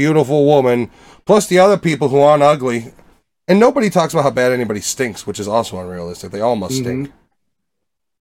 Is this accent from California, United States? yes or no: no; Chicago, Illinois, United States; we are from Chicago.